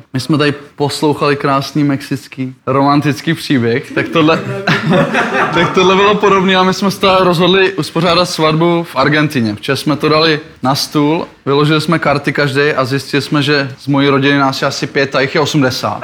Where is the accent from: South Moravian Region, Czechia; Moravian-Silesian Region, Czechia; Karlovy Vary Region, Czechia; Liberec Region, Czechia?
Liberec Region, Czechia; Liberec; já jsem z Liberce přímo